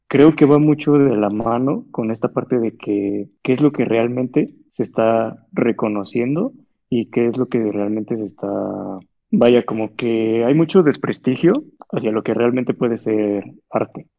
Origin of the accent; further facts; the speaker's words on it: Mexico; como mexicanos